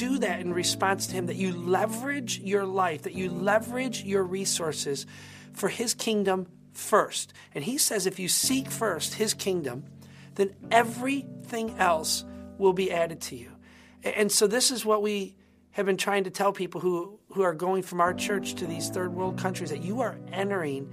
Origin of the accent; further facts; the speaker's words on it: United States; as Christians, as American Christians, with this kind of wealth that we live